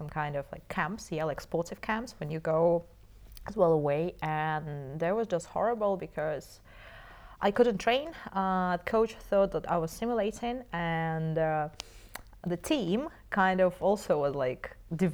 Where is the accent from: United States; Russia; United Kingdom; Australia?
Russia; Moscow; I was born in Moscow.